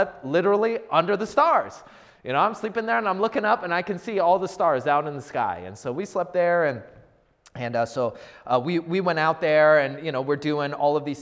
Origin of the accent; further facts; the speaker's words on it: United States; I grew up in the Washington area